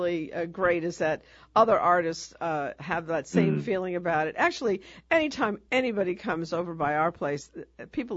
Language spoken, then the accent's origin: English; New York, United States; now in New Orleans, United States; I come from New York where you can't go anywhere without going over a bridge